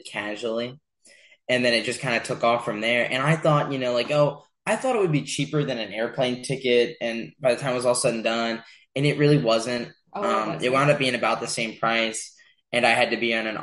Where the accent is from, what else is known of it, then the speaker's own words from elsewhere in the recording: Charles Town, West Virginia, United States; moved away as an adult; now in Tempe, United States; I'm from West Virginia, the Eastern Panhandle in Charlestown in the Eastern Panhandle